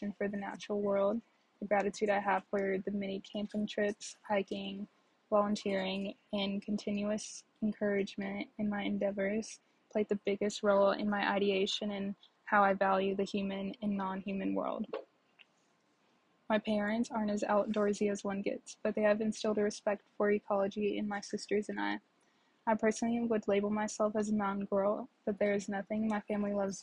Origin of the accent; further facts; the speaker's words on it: Dallas, Texas, United States; also born or lived in Kansas; Growing up in Dallas, 5 minutes from a lake